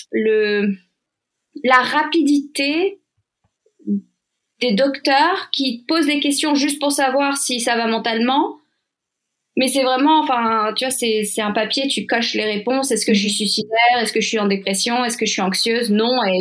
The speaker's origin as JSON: {"language": "French", "country": "France", "said": "Donc déjà, en tant que Française, je voyais comment ça se passait en France"}